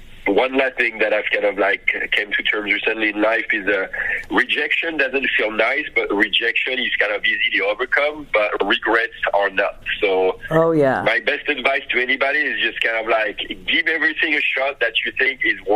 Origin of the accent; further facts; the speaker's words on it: France; moved away; growing up in France